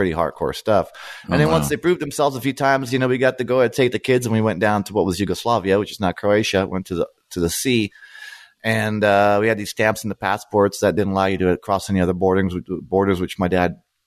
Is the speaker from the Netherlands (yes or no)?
no; Vancouver, British Columbia, Canada; also born or lived in Brno, Czechoslovakia; now in New York City, United States; I grew up in Vancouver, Canada. I was born in Czechoslovakia, which was back when I was born, in Brno